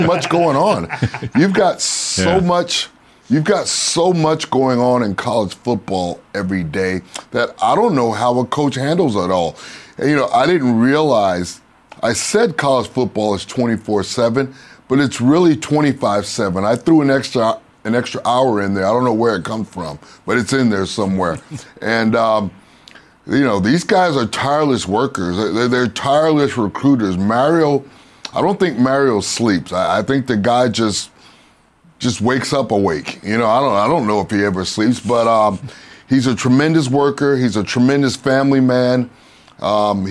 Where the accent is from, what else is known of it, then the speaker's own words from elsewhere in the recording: Miami, Florida, United States; it's my hometown. I went to high school here, played college football here